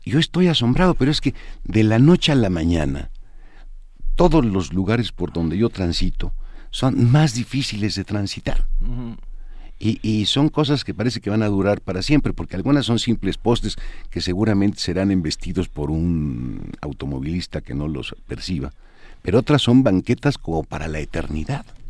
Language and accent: Spanish; Mexico City, Mexico; soy chilango de tres generaciones aquí